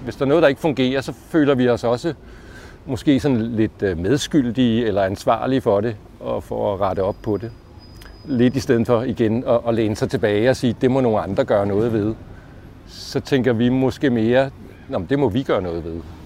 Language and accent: Danish; Allerød, Capital Region of Denmark, Denmark; moved away as an adult; also born or lived in Copenhagen; Jeg voksede op i provinsen i Allerød